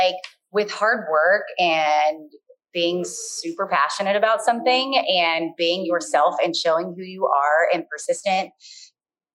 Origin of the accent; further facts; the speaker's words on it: Baltimore, Maryland, United States; I'm just from Baltimore